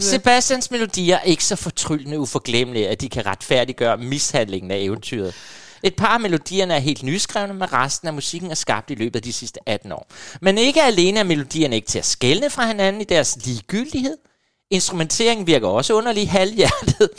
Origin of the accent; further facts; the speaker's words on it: Helsinge, Capital Region of Denmark, Denmark; Helsinge, faktisk, det er op, hvor jeg kommer fra